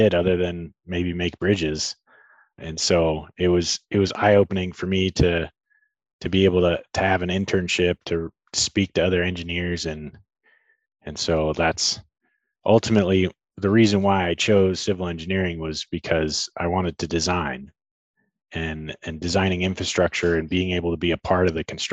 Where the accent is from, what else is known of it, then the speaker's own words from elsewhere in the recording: Tucson, Arizona, United States; I'm born and raised in Tucson and live here with my family